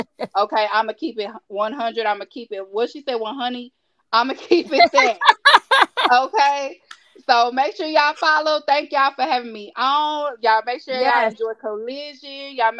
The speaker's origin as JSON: {"language": "English", "region": "Texas", "country": "United States", "accent": "Texas", "said": "I am in Texas. Obviously, y'all can hear it in my accent."}